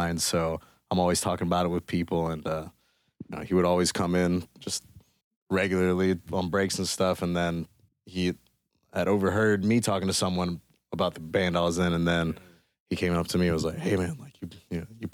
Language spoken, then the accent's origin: English; Panama City Beach, Florida, United States; now in Austin, United States; I'm a Floridian. I'm from Panama City Beach